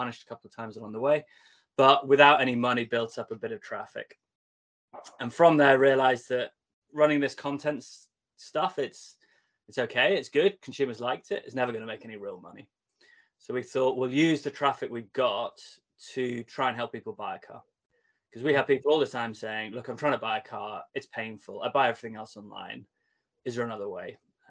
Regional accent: the Wirral, North West England, United Kingdom; I grew up on the Wirral, so my accent not as strong as yours quite

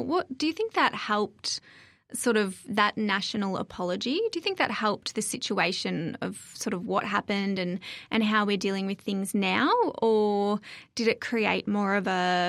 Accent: Australia; I agree. I grew up on the Murray River, and we were actually immersed in Indigenous culture through school.

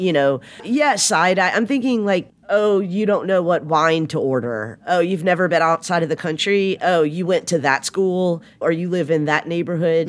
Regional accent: the South, Southern United States, United States; accent: Southern; I have a Southern accent

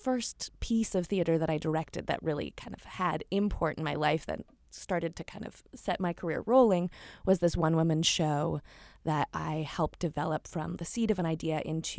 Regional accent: New Hampshire, United States; moved away as an adult; also born or lived in Chile / Costa Rica; now in New York, United States; So I was born and raised in New Hampshire, middle of nowhere. I'm very much a country girl at heart, but have spent a lot of time living outside of the United States

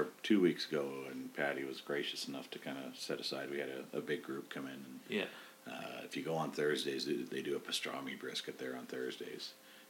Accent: Winnipeg, Manitoba, Canada; now in Calgary, Canada; And I grew up in Winnipeg.

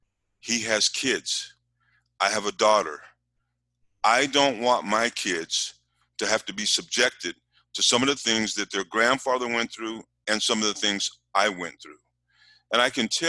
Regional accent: Utah, United States; also born or lived in California; I am originally from Utah. I'm the first child in my family who was born here in Utah

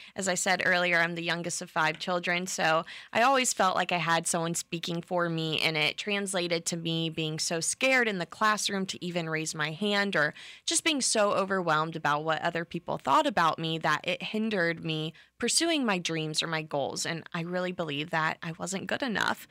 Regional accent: Bradenton, Florida, United States; I am from Bradenton, Florida, born and raised, so right below Tampa area

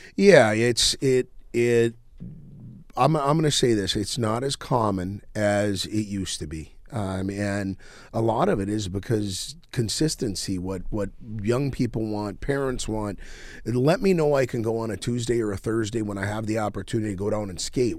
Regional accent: Crookston, Minnesota, United States; I grew up in Crookston, Minnesota

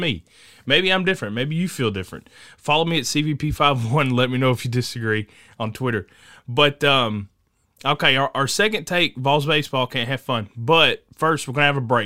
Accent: Tennessee, United States; I'm from Tennessee.

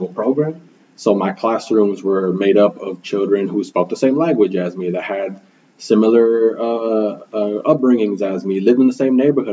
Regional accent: Milwaukee, Wisconsin, United States; first language Spanish; English is a second language; I was born and raised here in Milwaukee, Wisconsin

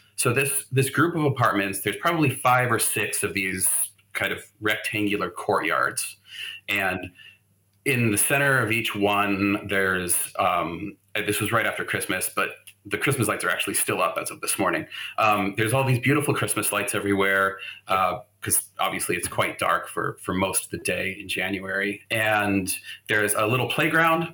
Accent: Phoenix, Arizona, United States; moved away as an adult; also born or lived in Ohio / Denver; now in Oslo, Norway; I grew up, I'm originally from Ohio, but I really grew up in Phoenix.

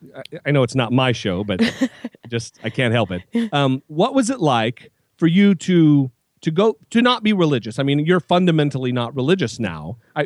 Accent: Idaho, United States; That's my home state, baby.

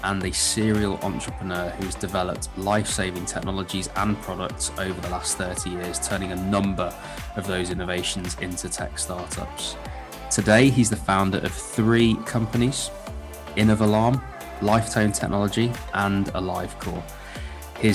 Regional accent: United Kingdom; we're British

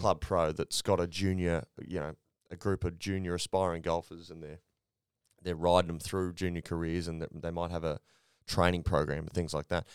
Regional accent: Australia; as an Australian rugby league fan

